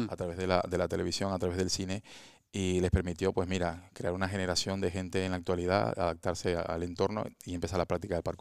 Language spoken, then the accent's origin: Spanish; Venezuela; moved away as an adult; now in Spain; en mi país, en Venezuela